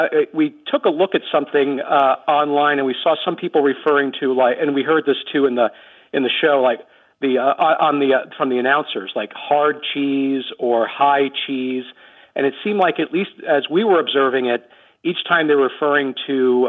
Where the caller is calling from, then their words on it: Omaha, Nebraska, United States; I'm calling from Omaha, Nebraska.